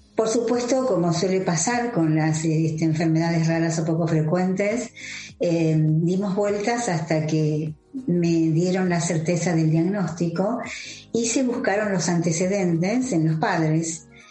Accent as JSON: {"language": "Spanish", "country": "Argentina", "said": "soy cofundadora de Nuestra Visión Argentina"}